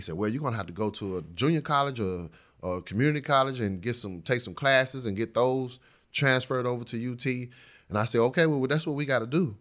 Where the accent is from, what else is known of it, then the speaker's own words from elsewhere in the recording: Dallas, Texas, United States; poor neighborhood that I grew up in in West Dallas